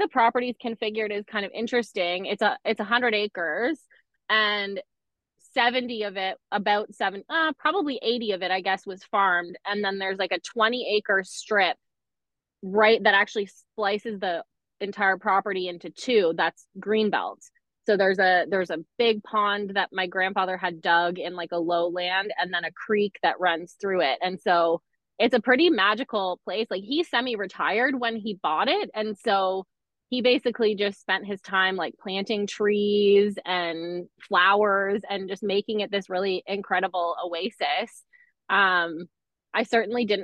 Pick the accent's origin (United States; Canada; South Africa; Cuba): Canada; Markham, Ontario; born or raised there; also born or lived in Scarborough